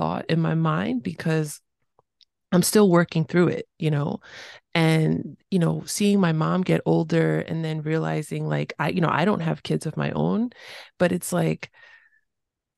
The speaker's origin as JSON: {"language": "English", "town": "New York City", "region": "New York", "country": "United States", "tie": "born or raised there", "said": "I grew up in New York City"}